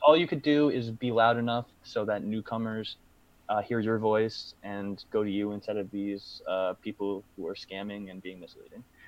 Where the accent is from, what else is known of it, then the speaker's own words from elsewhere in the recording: United States; as American Bitcoiners